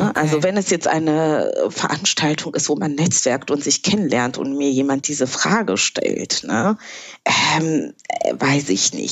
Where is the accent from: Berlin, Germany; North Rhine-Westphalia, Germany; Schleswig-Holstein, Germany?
Berlin, Germany; Wenn mich jemand fragt, wo ich herkomme, antworte ich auch einfach, ja, ich komme aus Berlin.